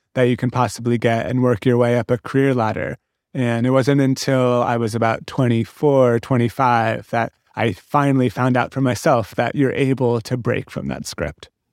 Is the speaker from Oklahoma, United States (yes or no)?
no; San Francisco, California, United States; I grew up in San Francisco